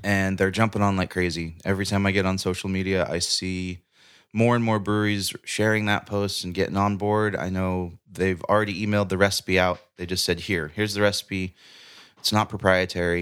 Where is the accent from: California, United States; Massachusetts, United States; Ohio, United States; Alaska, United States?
California, United States; Paradise; watching my hometown burn